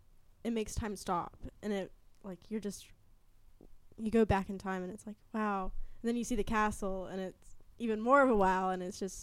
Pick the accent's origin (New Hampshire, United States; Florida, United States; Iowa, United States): Florida, United States; I grew up in Florida